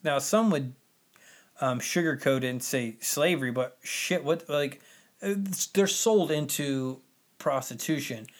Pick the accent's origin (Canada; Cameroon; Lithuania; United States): United States; being American